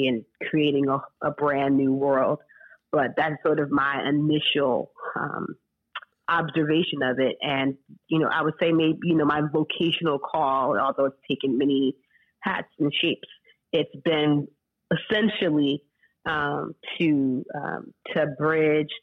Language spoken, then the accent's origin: English; Rockland County, New York, United States; now in St. Louis, United States; I grew up in Rockland County, New York